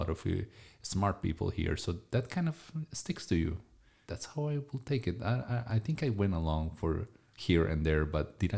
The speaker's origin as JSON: {"language": "English", "country": "Colombia", "said": "I am from Colombia."}